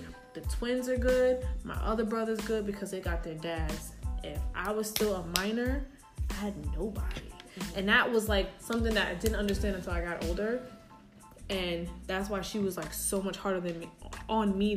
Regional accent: New York City, New York, United States; I'm all from the Bronx.

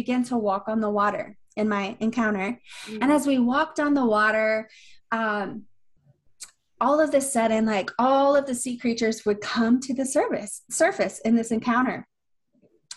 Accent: Atlanta, Georgia, United States; moved away as an adult; I'm from Atlanta, before moving down here

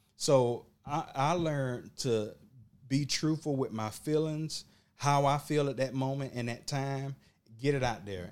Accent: Burke County, Georgia, United States; I'm from Burke County

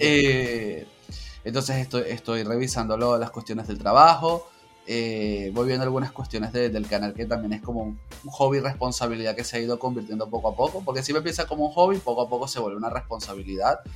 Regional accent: Caracas, Capital District, Venezuela; yo soy de, la capital, entonces yo soy de Caracas, tengo 32 años

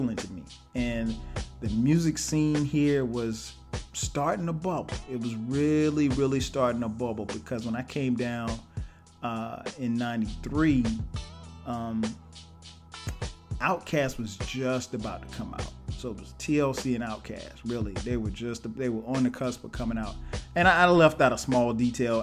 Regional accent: Florence, South Carolina, United States; moved away as an adult; also born or lived in Orangeburg, South Carolina; now in Atlanta, United States; our hometown, Florence

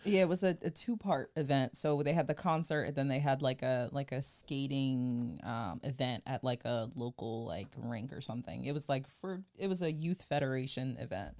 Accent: New Jersey, United States; I'm from South Jersey

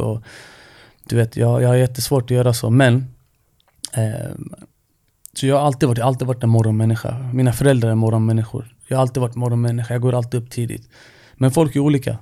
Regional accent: Stockholm, Stockholm County, Sweden; jag är ju född och uppvuxen i Rinkeby

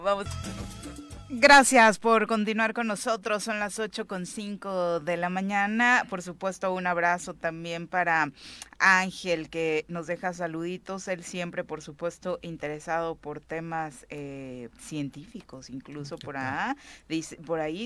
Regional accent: Mexico; como mexicanos

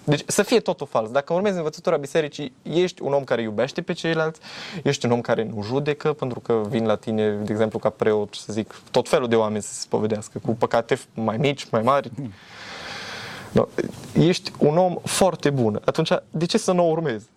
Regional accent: Romania; noi ca români

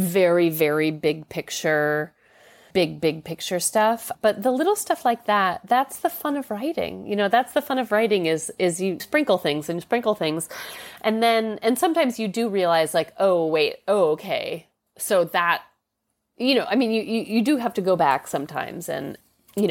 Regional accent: New York City, New York, United States; I'm a New York City girl, and it's a funny feeling to be, you know, I mean, I live in my hometown

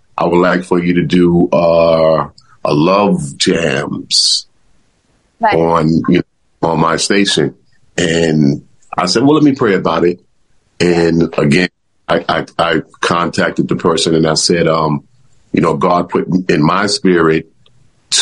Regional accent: New York City, New York, United States; we grew up out in Queensbridge

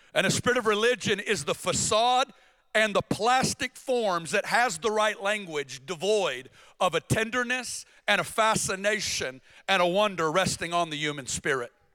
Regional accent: Northwest Arkansas, United States; I'm from Northwest Arkansas, and uh, born and raised, small town

